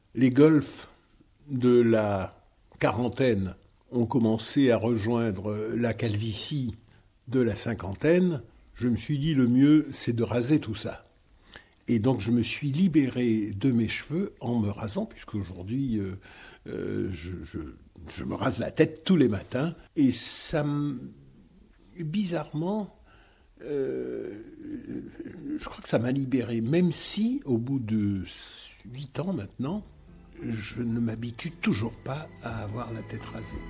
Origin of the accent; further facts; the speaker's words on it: Guadeloupe; Je viens de Guadeloupe